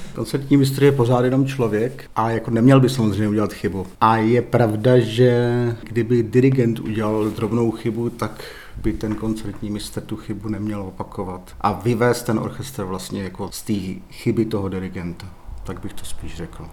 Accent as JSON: {"language": "Czech", "region": "Moravia", "country": "Czechia", "also_born_or_lived": "Kroměříž / Ostrava", "moved": "as an adult", "lives_now": "Pardubice, Czech Republic", "said": "já jsem z Moravy, já jsem byl nejdřív v Kroměříši na konzervatoři a pak jsem studoval v Ostravě na vysoké škole"}